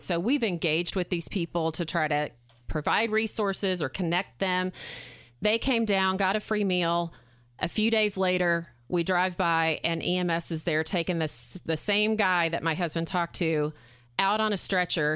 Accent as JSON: {"language": "English", "region": "Arkansas", "country": "United States", "moved": "as an adult", "lives_now": "Indiana, United States", "said": "I'm from Arkansas."}